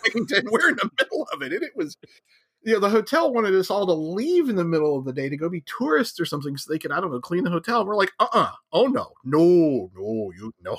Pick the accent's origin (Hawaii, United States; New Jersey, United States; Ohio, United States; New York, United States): Ohio, United States; moved away; I grew up in Ohio, so I get the Midwest, Western mentality